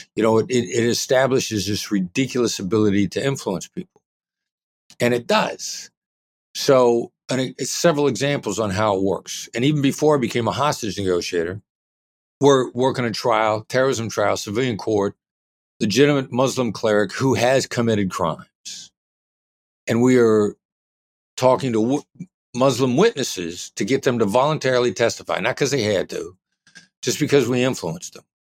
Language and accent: English; Iowa, United States; moved away as an adult; also born or lived in Kansas City, Missouri; I grew up in Iowa, small town Midwestern guy